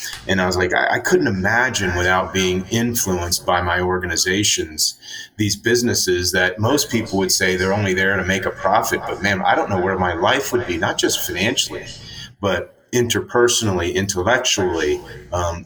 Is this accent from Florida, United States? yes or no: yes; Florida, United States; I grew up in Florida and played sports